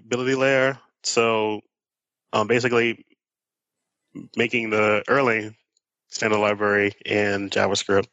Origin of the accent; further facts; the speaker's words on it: New Orleans, Louisiana, United States; I'm also from New Orleans